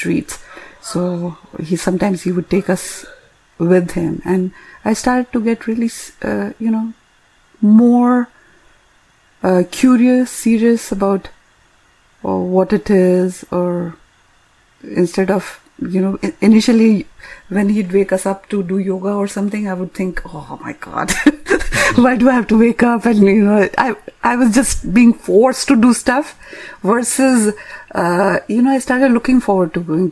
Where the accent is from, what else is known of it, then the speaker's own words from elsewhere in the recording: India; now in North America; growing up in India